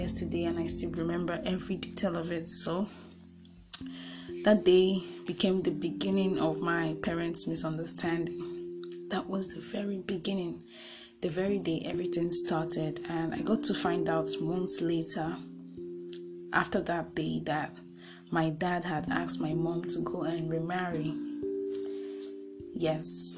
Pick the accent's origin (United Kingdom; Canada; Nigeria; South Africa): Nigeria; I'm from Nigeria